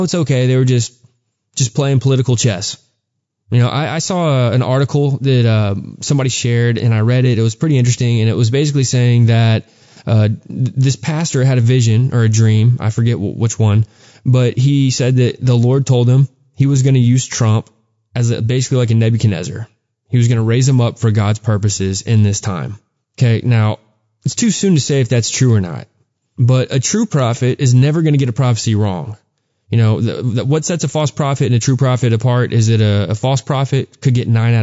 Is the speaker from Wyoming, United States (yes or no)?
no; Texas, United States; growing up in Texas